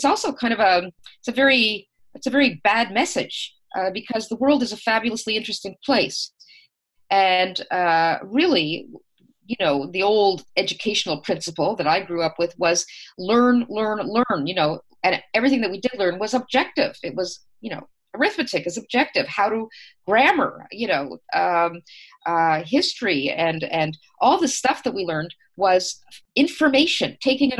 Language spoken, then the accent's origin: English; Canada; us as Canadians